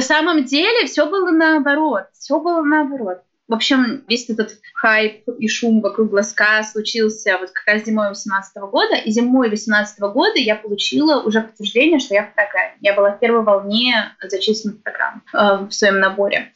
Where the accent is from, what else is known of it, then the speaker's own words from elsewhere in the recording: Naro-Fominsk, Moscow Oblast, Russia; moved away as an adult; now in Glazok, Russia; я же родом из Нарфаминска, а Нарфаминска это очень близко к Калужской области